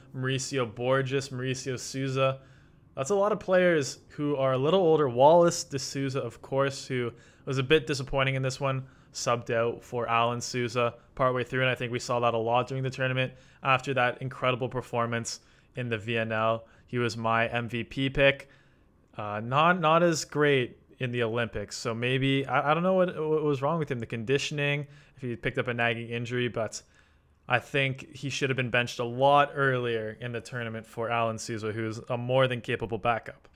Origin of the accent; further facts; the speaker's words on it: Canada; as a Canadian